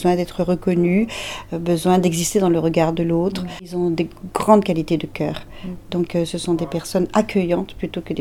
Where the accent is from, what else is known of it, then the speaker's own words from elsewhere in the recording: Marseille, Provence-Alpes-Côte d'Azur, France; je viens de l'Arche à Marseille.